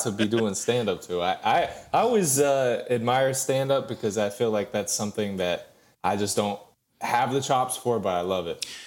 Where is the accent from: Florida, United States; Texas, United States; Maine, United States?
Maine, United States; Lee; moved away as an adult; now in Georgia, United States; I grew up in Lee, Maine. Small town of, like, eight hundred people, roughly